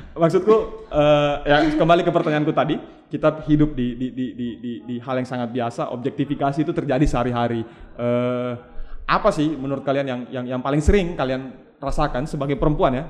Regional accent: Palu, Central Sulawesi, Indonesia; saya besar di, di, di Palu

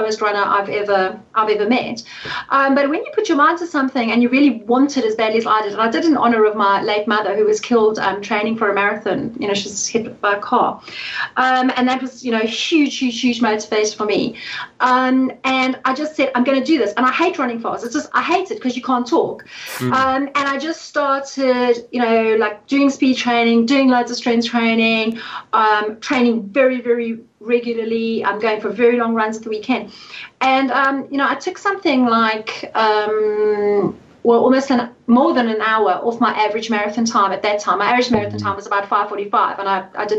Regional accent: South Africa; moved away; I'm South African

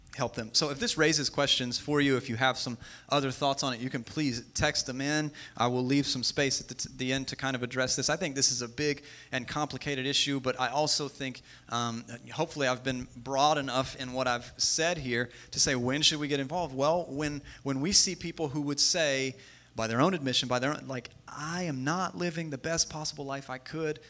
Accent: West Virginia, United States; we're all from West Virginia

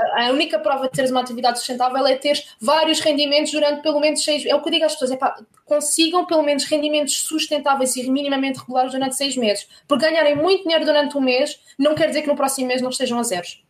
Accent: Corroios, Setúbal, Portugal; moved away as an adult; also born or lived in France / Paris, France / Germany; cresci na margem sul do Tejo, sou de Corroios, na margem sul

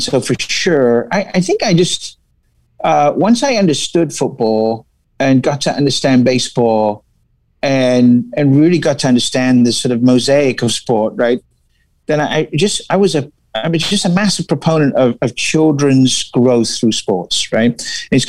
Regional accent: England, United Kingdom; moved away as an adult; also born or lived in La Crosse, Wisconsin / Milwaukee, Wisconsin; now in California, United States; I English, right? So moved here when I was 19

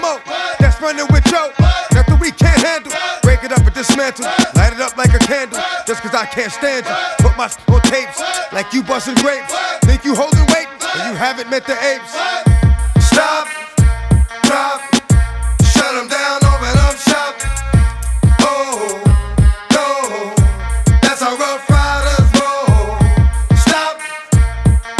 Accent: Maryland, United States; moved away; growing up as a little kid, growing up in Maryland, then I moved here.

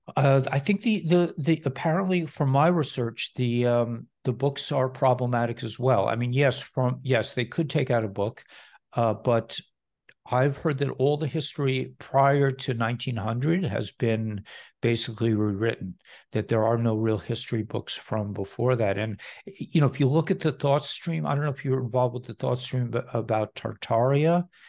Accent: Scarsdale, New York, United States; I grew up in Scarsdale, New York, which is not far from you

